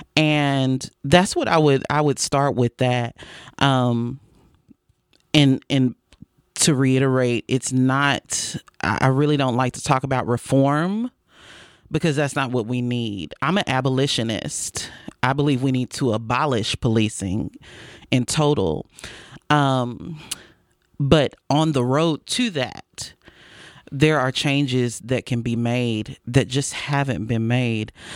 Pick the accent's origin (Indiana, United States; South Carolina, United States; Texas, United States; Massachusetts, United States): Texas, United States; Fort Worth; I was born and raised here in Fort Worth